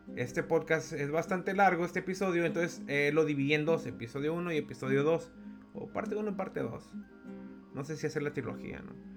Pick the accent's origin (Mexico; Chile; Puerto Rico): Mexico; como mexicano